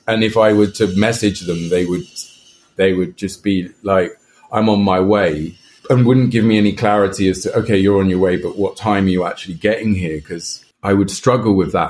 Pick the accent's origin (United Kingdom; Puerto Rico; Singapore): United Kingdom; England; moved away; also born or lived in Brazil; I come from England, we talk in very monotone and quite like a low level